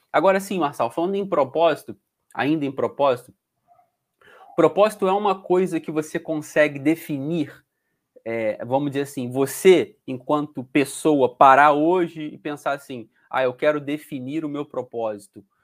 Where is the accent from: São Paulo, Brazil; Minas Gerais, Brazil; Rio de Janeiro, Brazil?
Rio de Janeiro, Brazil; moved away as an adult; now in Portugal; eu era do Rio de Janeiro